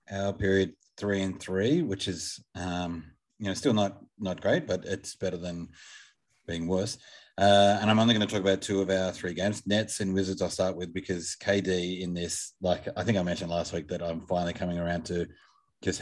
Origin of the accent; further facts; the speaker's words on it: Australia; as an Australian